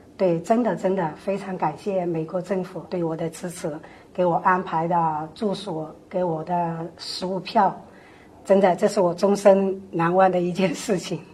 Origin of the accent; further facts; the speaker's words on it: China; moved away as an adult; now in Seattle, United States; 我们的根在中国，我们的家乡在中国